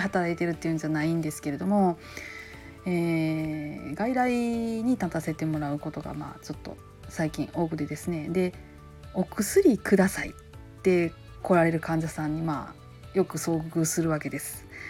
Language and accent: Japanese; Kansai, Japan; accent: Kansai-ben